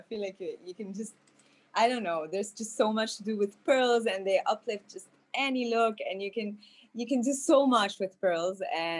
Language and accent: English; Beirut, Beirut Governorate, Lebanon; also born or lived in Lille, France / Paris, France; My parents are Lebanese, but my dad lived a big part of his life in France. So I was born there, and I came back to Beirut when I was like 4. And I went back to Paris for my studies, and now I'm back in Beirut.